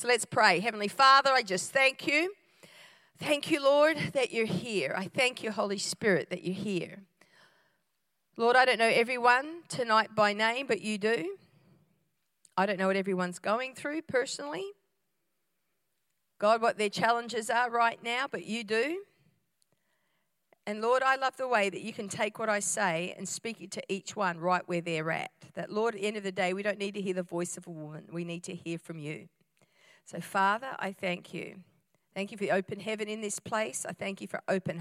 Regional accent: Australia; I'm an Aussie-Italian hybrid

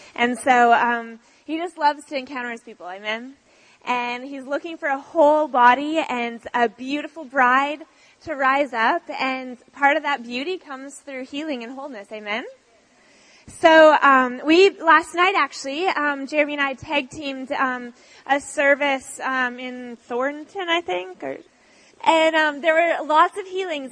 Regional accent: Canada; moved away as an adult; also born or lived in Australia; now in San Diego, United States; I'm actually Canadian though. Um, yes, we moved from Canada um, uh, like three years ago

